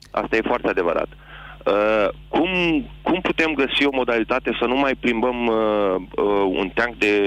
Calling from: England, United Kingdom; Uh, din Anglia.

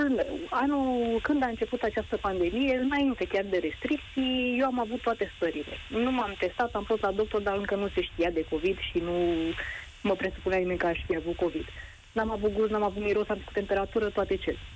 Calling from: Bucharest, Romania; eu sunt din București

